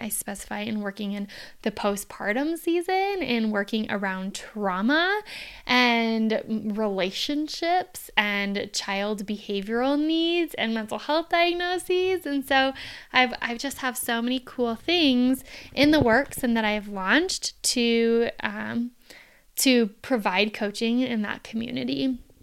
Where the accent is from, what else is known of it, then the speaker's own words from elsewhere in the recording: Phoenix, Arizona, United States; I'm from Phoenix, Arizona